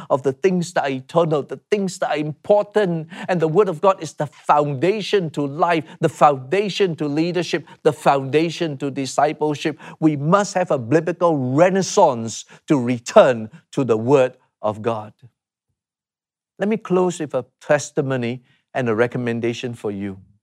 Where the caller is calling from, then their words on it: Singapore; I'm calling from Singapore